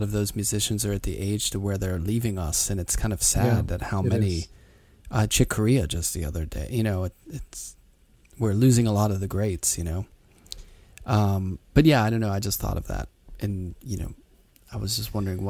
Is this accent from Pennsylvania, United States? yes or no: yes; Pittsburgh, Pennsylvania, United States; growing up in Pittsburgh, I didn't sort of get into jazz until I was in high school.